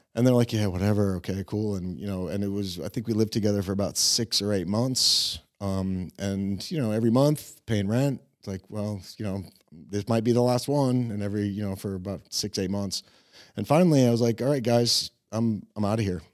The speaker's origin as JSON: {"language": "English", "town": "Tampa", "region": "Florida", "country": "United States", "tie": "born or raised there", "also_born_or_lived": "Cleveland, Ohio", "moved": "as an adult", "lives_now": "Prague, Czech Republic"}